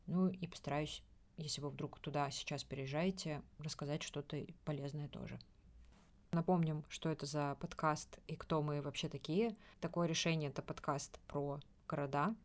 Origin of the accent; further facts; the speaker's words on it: Russia; я из России